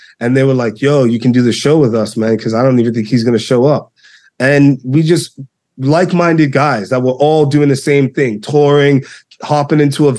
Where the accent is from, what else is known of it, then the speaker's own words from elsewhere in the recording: New York, United States; And me being the New Yorker that I am